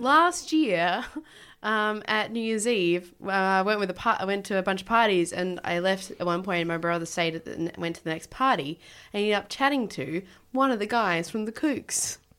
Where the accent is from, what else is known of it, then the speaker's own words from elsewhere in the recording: Tasmania, Australia; I grew up in Tasmania